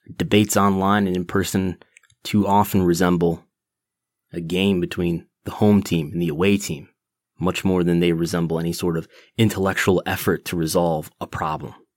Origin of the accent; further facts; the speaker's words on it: United States; also born or lived in Buffalo, New York; I've lived in the United States uh, my entire life since 1985